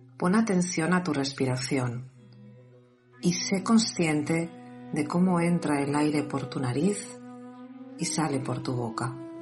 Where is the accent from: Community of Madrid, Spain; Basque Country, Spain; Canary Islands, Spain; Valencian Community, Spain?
Valencian Community, Spain; una naranja de mi tierra, también tu tierra, de Valencia